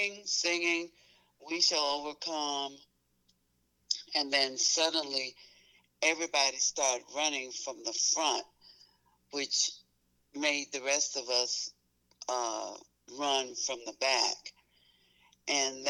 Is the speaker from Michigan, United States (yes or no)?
no; Memphis, Tennessee, United States; as a child growing up in Memphis, Tennessee